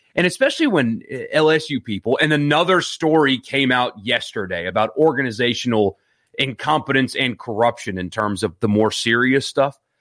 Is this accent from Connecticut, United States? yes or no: no; Greenville, South Carolina, United States; now in Mississippi, United States; I grew up in Greenville, South Carolina